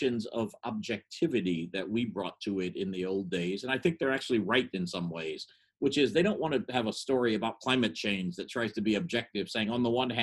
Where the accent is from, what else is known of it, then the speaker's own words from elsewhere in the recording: United States; I'm glad I'm from America